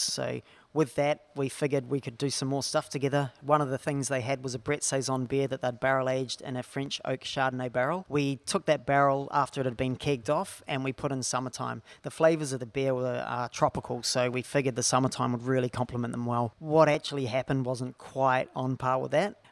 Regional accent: New Zealand; now in Australia; I'm from a small town in New Zealand

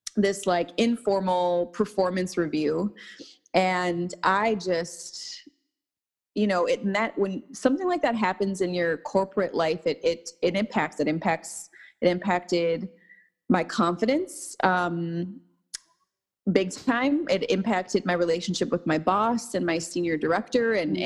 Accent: St. Paul, Minnesota, United States; now in Los Angeles, United States; I was born and raised in Minnesota, um, in St. Paul

